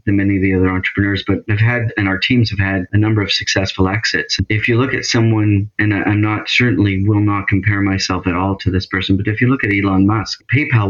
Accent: Canada; also born or lived in Toronto area; I'm in the Toronto area, so I'm Canadian.

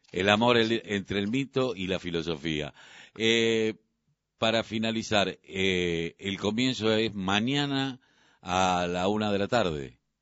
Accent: Argentina; como argentinos

